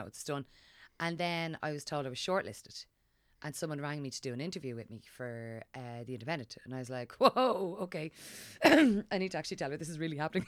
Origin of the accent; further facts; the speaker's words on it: Dublin, Leinster, Ireland; growing up in Dublin